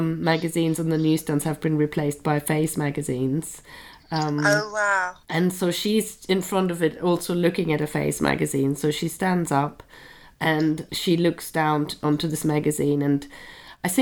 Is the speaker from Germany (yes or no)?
yes; Germany; born or raised there; moved away as an adult; now in London, United Kingdom